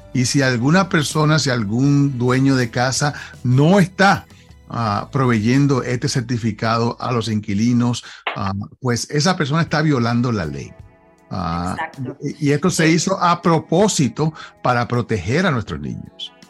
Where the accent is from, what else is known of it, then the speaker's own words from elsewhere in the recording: Puerto Rico; moved away; cuando yo crecí en Puerto Rico, nosotros pintábamos la casa todos los años